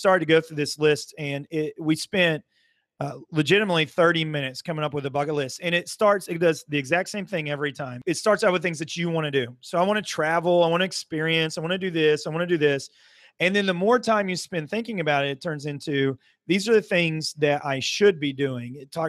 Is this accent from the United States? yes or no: yes; Muskogee, Oklahoma, United States; now in Broken Arrow, United States; I'm originally from Muskogee, now live in Broken Arrow.